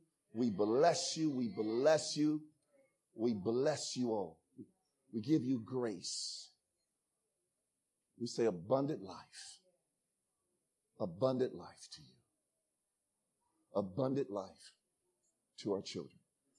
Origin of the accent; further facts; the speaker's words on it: Ghana; I'm also Ghanaian, by the way, so, y'all calm down.